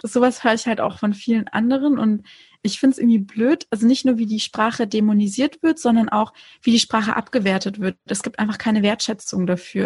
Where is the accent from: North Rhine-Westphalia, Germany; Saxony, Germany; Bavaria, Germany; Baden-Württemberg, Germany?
Baden-Württemberg, Germany; Konstanz; ich bin an der Schweizer Grenze in Konstanz aufgewachsen